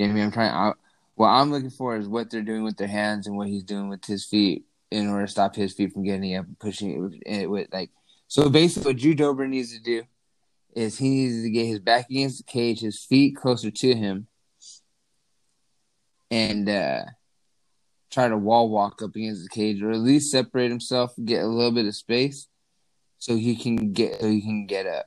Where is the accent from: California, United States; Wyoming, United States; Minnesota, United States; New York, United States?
California, United States; Barstow; now in Washington, United States; I'm from Barstow, Washington. I'm from Barstow. I live in Washington right now